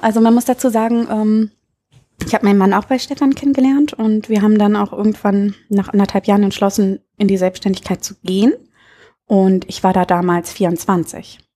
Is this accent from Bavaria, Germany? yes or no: no; Berlin, Germany; also born or lived in Munich; now in Münster, Germany; ich komme ursprünglich aus Berlin